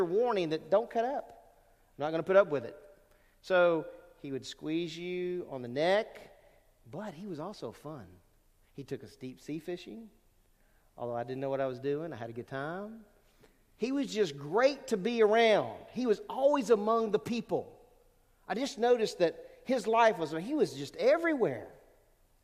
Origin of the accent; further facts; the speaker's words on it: Lake Charles, Louisiana, United States; also born or lived in California / Rhode Island; I grew up in Louisiana. We moved there. My dad was in the Navy. We moved a lot. And so I went from California to Rhode Island to Louisiana. And I ended up in Louisiana when I was about between five and six